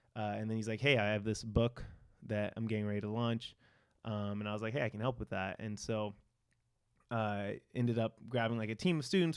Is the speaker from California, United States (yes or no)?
yes; Victorville, California, United States; I grew up in San Bernardino County, uh, in this small, like, desert town called Victorville